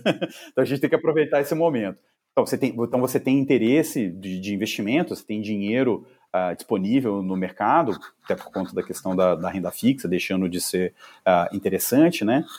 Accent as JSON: {"language": "Portuguese", "town": "Juiz de Fora", "region": "Minas Gerais", "country": "Brazil", "said": "eu sou de Juiz de Fora, de Minas."}